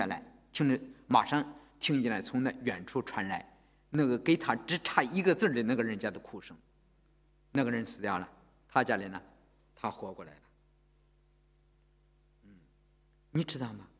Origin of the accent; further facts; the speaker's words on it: China; 我知道我们从大陆来的人都是无神论的头脑，是吧？